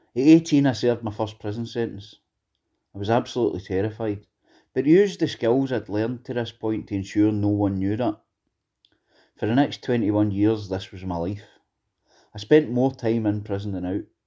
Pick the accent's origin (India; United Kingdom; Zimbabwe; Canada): United Kingdom; Greenock, Scotland; I grew up in Greenock.